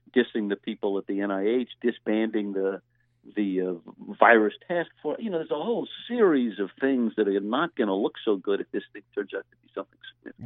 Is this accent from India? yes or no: no; Louisiana, United States; my home state senator down in Louisiana